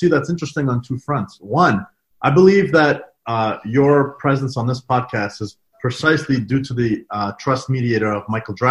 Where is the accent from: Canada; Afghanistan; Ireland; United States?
Afghanistan; couldn't tell I'm Afghan if you didn't see me on video. If it was just a straight phone call, you'd assume I'm a Canadian by the way I speak, my mannerisms, my tone, my inflection.